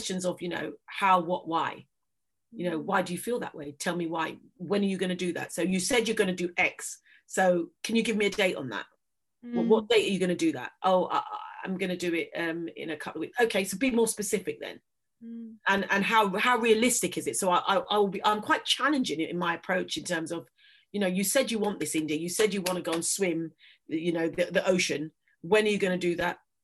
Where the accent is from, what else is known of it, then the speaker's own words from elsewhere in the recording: London, United Kingdom; moved away as an adult; also born or lived in Middle East / Canterbury; now in Devon, United Kingdom; being a Londoner born and bred